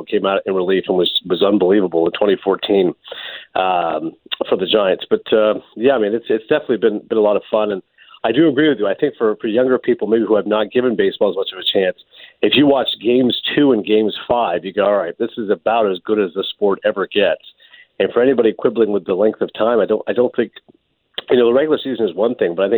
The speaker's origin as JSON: {"language": "English", "town": "Kingston", "region": "Ontario", "country": "Canada", "tie": "born or raised there", "said": "growing up in Kingston, I was, you know, obviously, as you know, between Montreal and Toronto"}